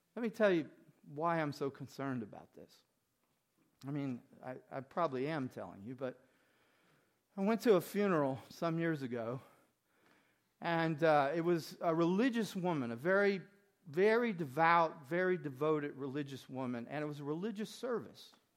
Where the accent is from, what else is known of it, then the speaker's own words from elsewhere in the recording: Mississippi, United States; When I grew up in Mississippi